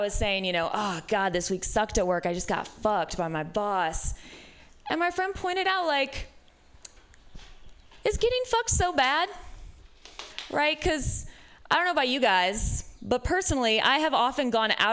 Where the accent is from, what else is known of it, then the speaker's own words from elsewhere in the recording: Midwest, United States; now in San Francisco, United States; I am from the Midwest